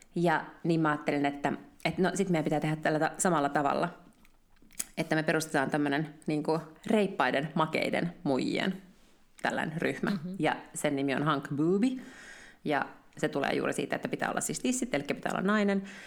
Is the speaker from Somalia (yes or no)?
no; Finland; me ollaan suomenruotsalaisia Suomessa